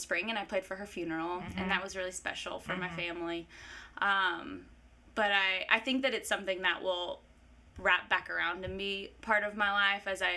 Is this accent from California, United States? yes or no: no; Blue Ridge, Georgia, United States; moved away as an adult; also born or lived in Nashville / Los Angeles; now in Athens, United States; I'm from Blue Ridge, Georgia. So I grew up in the mountains of North Georgia. I was like the fourth generation of my family to be raised there